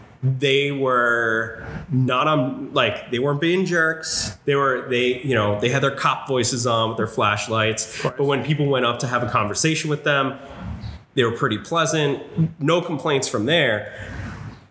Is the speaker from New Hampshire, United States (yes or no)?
yes; New Hampshire, United States; I grew up in New Hampshire